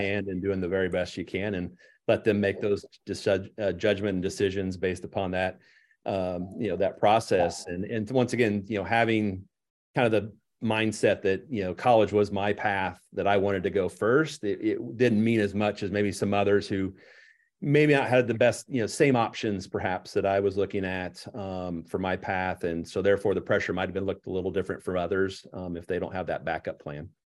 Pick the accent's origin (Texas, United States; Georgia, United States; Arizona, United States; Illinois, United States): Illinois, United States; Mahomet; born and raised in Muhammad